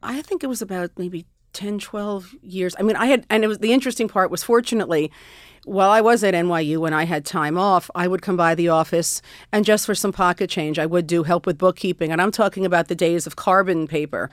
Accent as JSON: {"language": "English", "area": "Westchester", "region": "New York", "country": "United States", "tie": "born or raised there", "said": "I grew up in Westchester."}